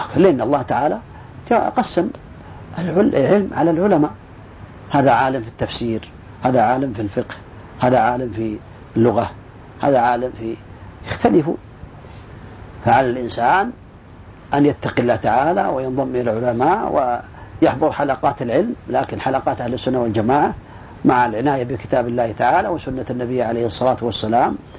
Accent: Saudi Arabia; عندنا في السعودية

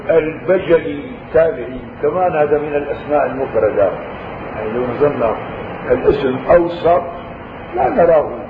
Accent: Syria; نحن عندنا بالشام مشهور بالنكت يجيبوها عن جحا

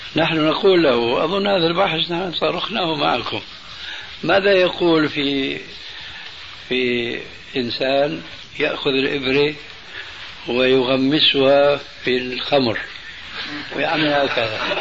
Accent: Damascus, Damascus Governorate, Syria; أنا ربيت في دمشق

